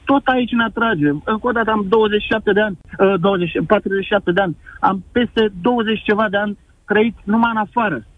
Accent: Focșani, Vrancea County, Romania; Fabrici mari și în orașul meu. Eu sunt din Focșani da.

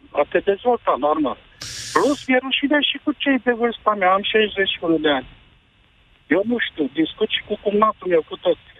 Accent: Transylvania, Romania; eu sunt din Ardeal

